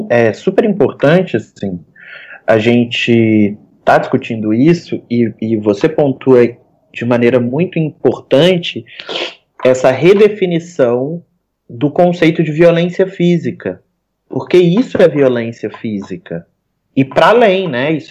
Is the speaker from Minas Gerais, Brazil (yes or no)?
yes; Minas Gerais, Brazil; now in Rio de Janeiro, Brazil; eu venho de Minas Gerais e hoje resido no Rio.